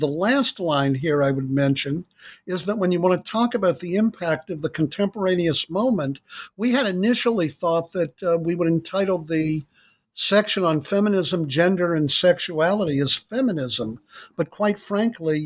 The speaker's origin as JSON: {"language": "English", "country": "United States", "tie": "born or raised there", "said": "I grew up in the United States in the 50s and 60s"}